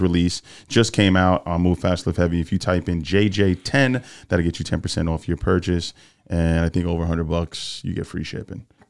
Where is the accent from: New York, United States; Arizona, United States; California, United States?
New York, United States; I'm a New York guy.